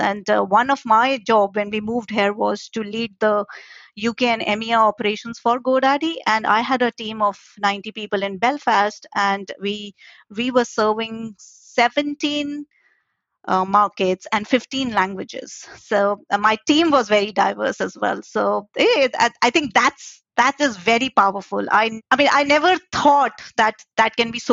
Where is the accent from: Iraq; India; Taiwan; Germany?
India; moved away as an adult; now in London, United Kingdom; I was born and brought up in India